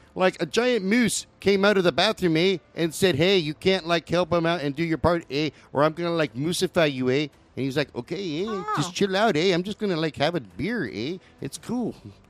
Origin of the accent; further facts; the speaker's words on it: Midwest, United States; childhood in the Midwest of the good old U.S. of A.